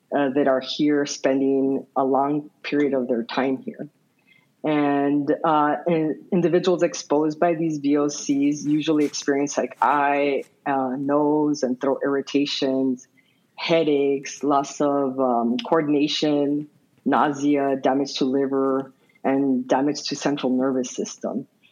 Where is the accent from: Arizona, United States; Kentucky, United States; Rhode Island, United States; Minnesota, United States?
Arizona, United States; Nogales; now in Tucson, United States; I grew up in Ambos Nogales or the sister cities of Nogales, which is located in the Arizona Sonora border